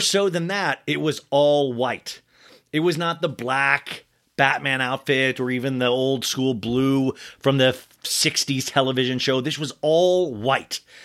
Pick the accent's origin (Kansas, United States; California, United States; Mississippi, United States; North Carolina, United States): Kansas, United States; Olathe; I grew up in Kansas